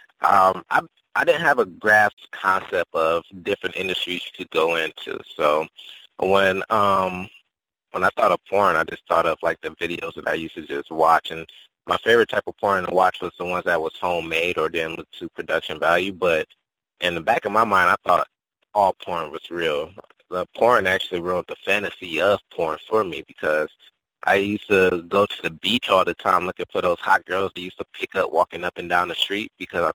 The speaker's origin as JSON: {"language": "English", "town": "Cleveland", "region": "Ohio", "country": "United States", "tie": "born or raised there", "said": "I'm from Cleveland. I grew up in Miles Heights and did my childhood in that area"}